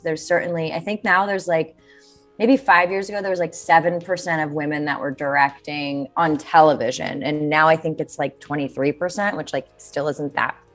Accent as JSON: {"language": "English", "town": "Bethlehem", "region": "Pennsylvania", "country": "United States", "tie": "born or raised there", "also_born_or_lived": "New York City", "moved": "as an adult", "said": "I grew up in Bethlehem, Pennsylvania, which is like an hour and 20 minutes outside of New York City."}